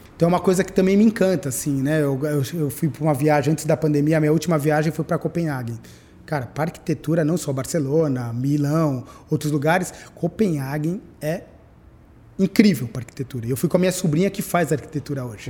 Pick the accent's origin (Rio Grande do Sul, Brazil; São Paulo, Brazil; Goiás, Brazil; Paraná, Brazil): São Paulo, Brazil; eu nasci em São Paulo. É, eu nasci na maternidade de São Paulo